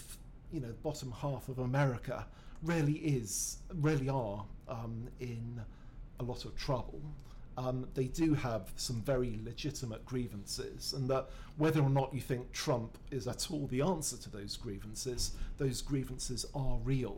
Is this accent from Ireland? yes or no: no; United Kingdom; we're British